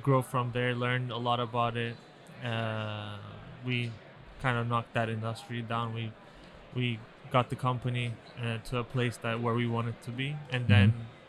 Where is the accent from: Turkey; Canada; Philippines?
Turkey; moved away as an adult; now in Miami, United States; I'm Turkish.